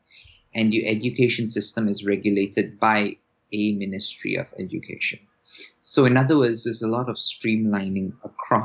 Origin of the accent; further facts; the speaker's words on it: Singapore; moved away as an adult; also born or lived in United States; coming originally from Singapore, I'm always negotiating time differences between Asia and North America